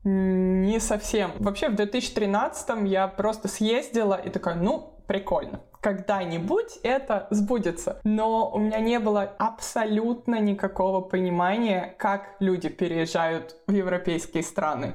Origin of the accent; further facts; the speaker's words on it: Moscow Oblast, Russia; moved away as an adult; also born or lived in Bamberg, Germany; now in Germany; Я сама родилась и выросла в Москве, точнее в Подмосковье, в ближнем Подмосковье